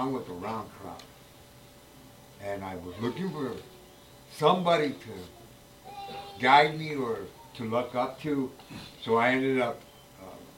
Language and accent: English; Los Angeles, California, United States; I was born and raised in East Los Angeles, California